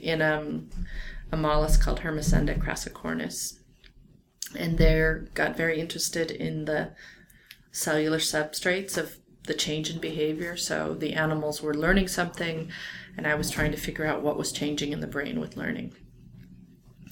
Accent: Orange County, California, United States; that's where I'm from too

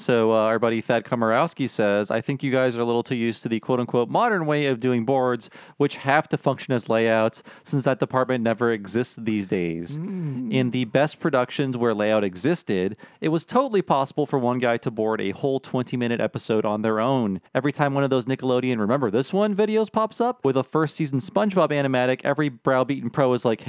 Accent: Texas, United States; That's right. I grew up in Texas.

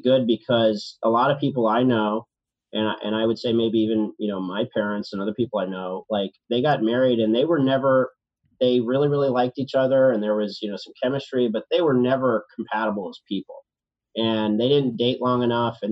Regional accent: Richmond, Virginia, United States; now in New York, United States; I'm from Richmond, Virginia.

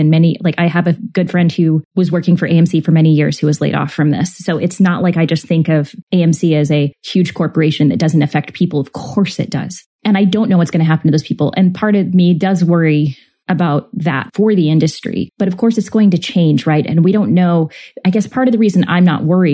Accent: United States

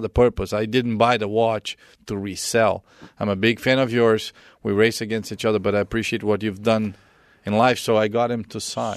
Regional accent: Brazil; moved away; growing up in Brazil, um, I lost my dad when I was thirteen

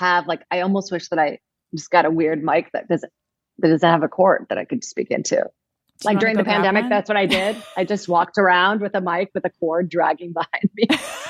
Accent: Virginia, United States; I was an immigrant. I grew up in Virginia.

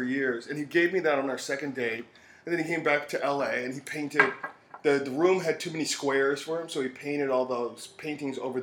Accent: Hyattsville, Maryland, United States; also born or lived in Washington, D.C.; we moved to Maryland in 69

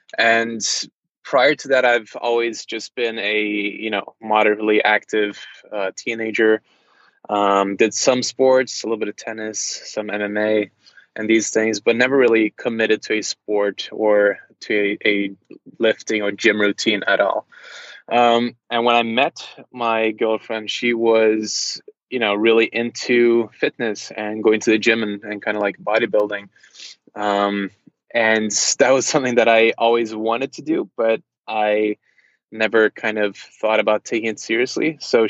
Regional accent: Charlotte, North Carolina, United States; born there; also born or lived in Brazil / Norway; I was born in the States in Charlotte, North Carolina, but I've basically never lived in the States apart from, you know, maybe 4 years or 3 years of my life. And most of my time I've spent in Brazil, different parts of Europe, Norway.

